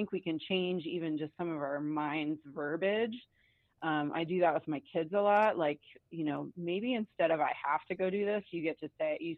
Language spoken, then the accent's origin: English; Atlanta, Georgia, United States; now in Bend, United States; So I grew up in Atlanta, and I moved here in 1997